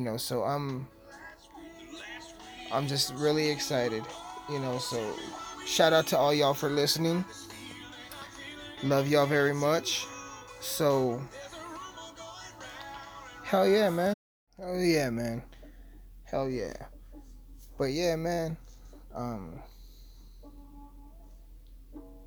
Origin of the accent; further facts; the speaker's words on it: Alamosa, Colorado, United States; my hometown has this, like, local stage